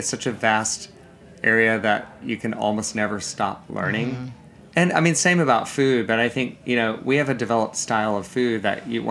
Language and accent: English; Savannah, Georgia, United States; that's my hometown